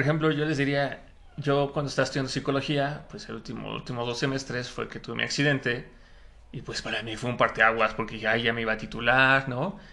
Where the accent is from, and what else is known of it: Mexico